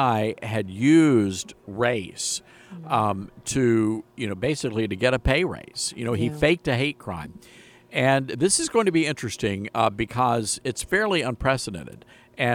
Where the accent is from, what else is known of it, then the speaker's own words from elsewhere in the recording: the South, United States; I grew up in the South